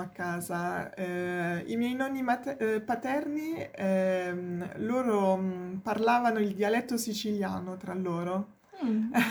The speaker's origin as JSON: {"language": "Italian", "region": "Provence-Alpes-Côte d'Azur", "country": "France", "also_born_or_lived": "Paris", "second_language": "Italian", "moved": "as an adult", "lives_now": "Rome, Italy", "said": "in Francia io sono della Provenza del Sud"}